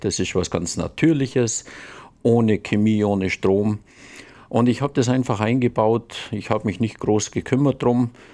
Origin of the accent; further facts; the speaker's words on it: Allgäu, Bavaria, Germany; ich komme aus dem Allgäu, aus dem wunderbaren Allgäu die wohl wunderbarste Region der Welt